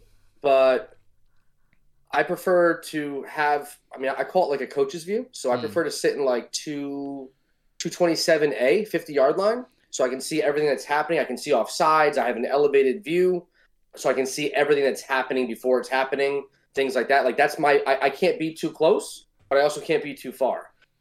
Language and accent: English; New Jersey, United States; growing up in New Jersey, born and bred.